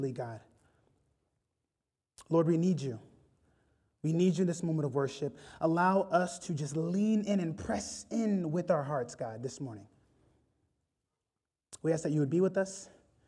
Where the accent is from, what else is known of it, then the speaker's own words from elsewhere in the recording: South Florida, United States; I'm from South Florida